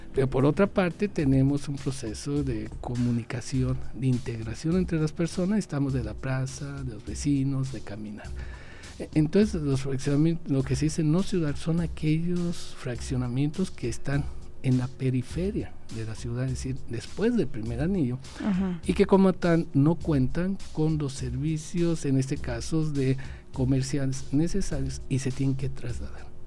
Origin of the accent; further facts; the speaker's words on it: Aguascalientes, Mexico; Aguascalientes en los años 70, quienes vivíamos en ese entonces